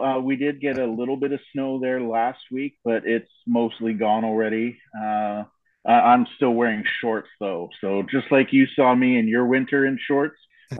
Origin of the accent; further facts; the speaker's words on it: Vancouver, British Columbia, Canada; Just outside of Vancouver, BC, Canada.